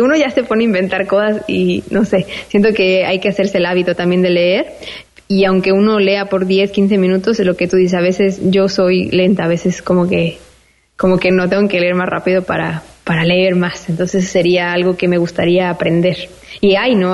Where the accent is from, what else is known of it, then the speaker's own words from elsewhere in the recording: Mexico; first language Spanish; moved away as an adult; also born or lived in Spain; now in Malta; soy mexicana